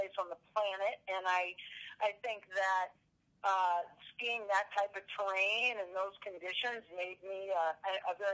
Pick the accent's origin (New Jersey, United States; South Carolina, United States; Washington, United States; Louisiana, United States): Washington, United States; Seattle; moved away as an adult; now in Colorado, United States; I grew up in Montlake. I went to Montlake Elementary School and Madrona